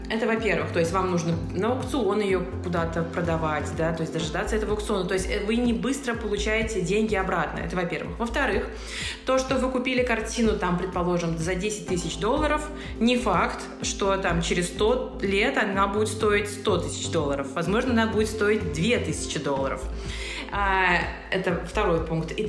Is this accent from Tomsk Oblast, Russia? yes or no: no; Saint Petersburg, Russia; moved away as an adult; now in Moscow, Russia; я решила переехать в Москву. Я из Петербурга.